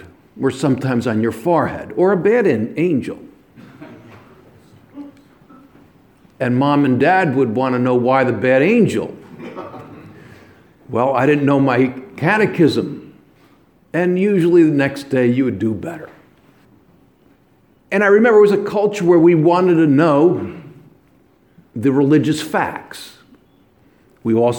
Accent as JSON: {"language": "English", "region": "New York area", "country": "United States", "said": "I came from the New York area"}